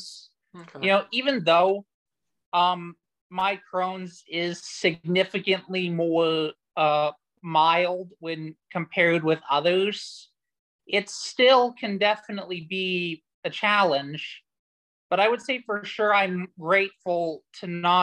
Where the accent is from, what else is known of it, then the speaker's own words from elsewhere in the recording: United States; I'm from the United States